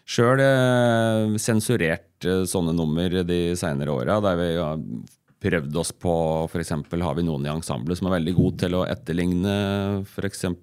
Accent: Eina, Innlandet, Norway; now in Kapp, Norway; Jeg er jo opprinnelig fra Eina

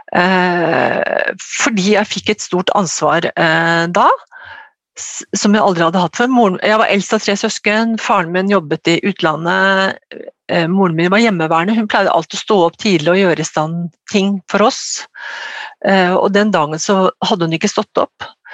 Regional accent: Ås, Akershus, Norway; Jeg kommer fra Ås, eh, nede i Akershus.

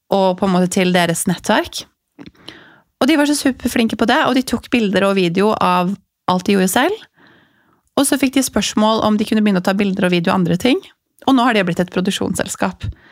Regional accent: Larvik, Vestfold, Norway; Jeg vokste opp i, i Larvik

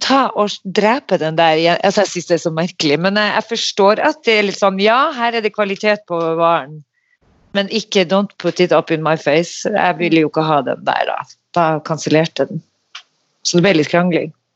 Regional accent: Narvik, Nordland, Norway; moved away; Jeg kom jo rett ifra Narvik

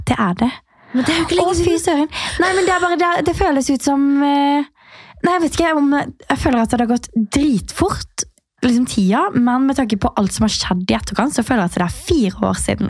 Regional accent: Birkeland, Agder, Norway; now in Oslo, Norway; jeg er rett og slett eh, vokst opp på et veldig lite sted som heter Birkeland. Ja. Og der, eh, altså Det er ca. en halvtime unna Kristiansand. Så det er på Sørlandet

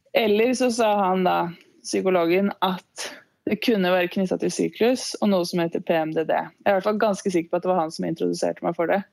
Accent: Lillehammer, Innlandet, Norway; moved away as an adult; also born or lived in Ås; egentlig fra Ås, men jeg flytta til Lillehammer da jeg begynte i fjerde klasse på barneskolen

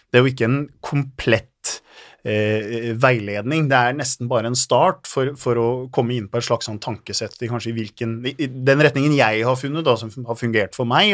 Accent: Halden, Østfold, Norway; jeg er fra Halden eh, og har fire barn. Og så er jeg gift, og så ja, bor jeg der og trives

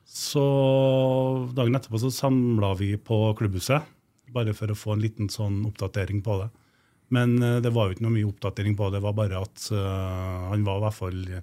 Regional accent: Trøndelag, Norway; moved away as an adult; also born or lived in Oslo / Fredrikstad; i mm. Oslo som trønder

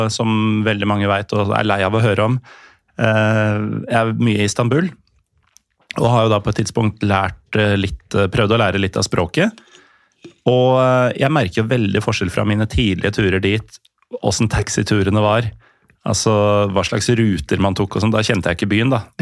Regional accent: Norway; så bare hvor er du fra? Nei, jeg er norsk.

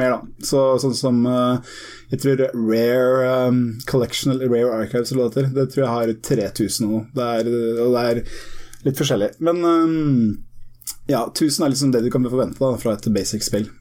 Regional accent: Heddal, Telemark, Norway; also born or lived in Harstad; now in Innlandet, Norway; jeg er ikke fra Notodden, jeg er fra rett utafor ei lita bygd som heter Heddal

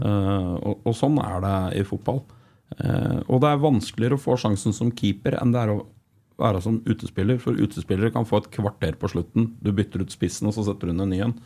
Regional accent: Flisa, Innlandet, Norway; Jeg er fra Flisa

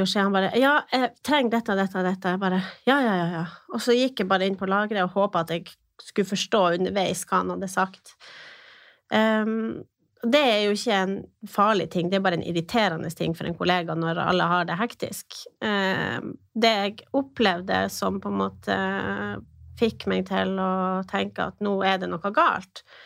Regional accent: Finnsnes, Troms, Norway; now in Tromsø, Norway; Jeg er født og oppvokst på Finnsnes. Bor nå eh, i Tromsø

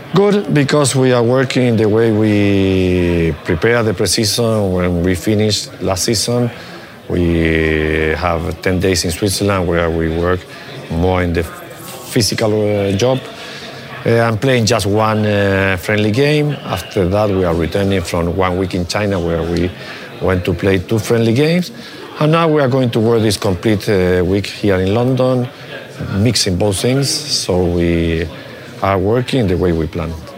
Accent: Chile; English is a second language; moved away; I learned English because I studied in an English school in, in Chile when I was a little boy

